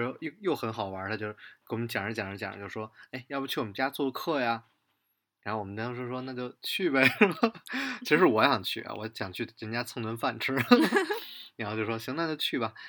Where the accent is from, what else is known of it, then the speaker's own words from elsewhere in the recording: Beijing, China; 北京，呃，我老家